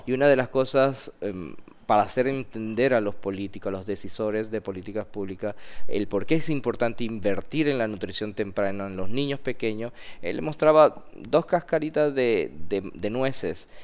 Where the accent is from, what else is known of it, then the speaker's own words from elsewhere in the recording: Panama; yo mandé mis documentos siendo panameño